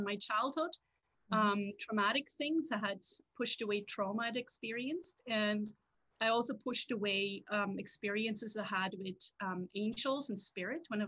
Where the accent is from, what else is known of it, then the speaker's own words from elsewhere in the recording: Switzerland; English is a second language; moved away as an adult; now in Hillsburgh, Canada; I'm originally from Switzerland